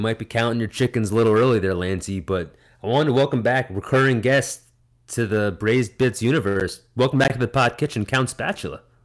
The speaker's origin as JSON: {"language": "English", "region": "New Jersey", "country": "United States", "tie": "born or raised there", "said": "the town over from mine growing up in Jersey"}